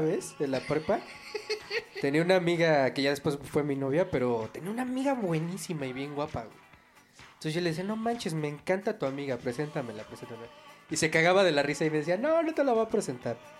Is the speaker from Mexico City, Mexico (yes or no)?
yes; Mexico City, Mexico; De aquí, de la Ciudad de México